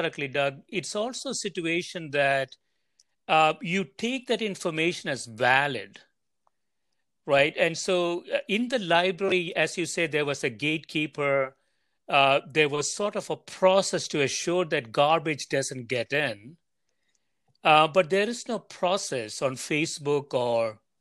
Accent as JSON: {"language": "English", "country": "India", "tie": "born or raised there", "moved": "yes", "said": "I grew up in India"}